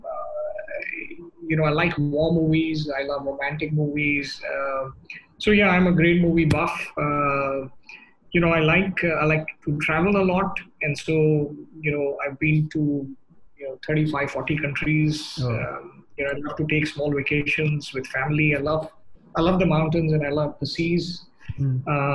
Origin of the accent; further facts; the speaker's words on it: South India, India; I grew up in the South, I'm as comfortable listening to Carnatic music